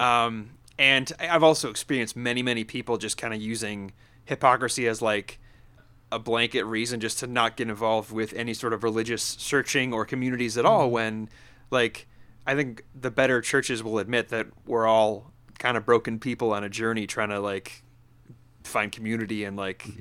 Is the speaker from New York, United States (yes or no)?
yes; upstate New York, United States; moved away; I grew up in upstate new york like 20 minutes from where daryl's sitting right now